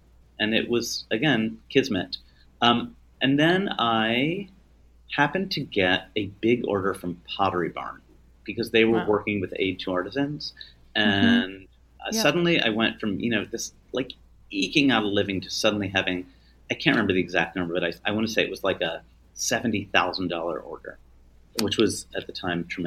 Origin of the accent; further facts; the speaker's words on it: United States; moved away; I come, by the way, from a small farm town that is not thriving in the current world.